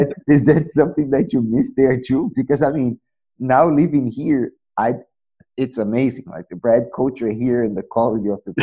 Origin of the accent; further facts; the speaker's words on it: Brazil; also born or lived in New Zealand; now in Germany; I'm from Brazil.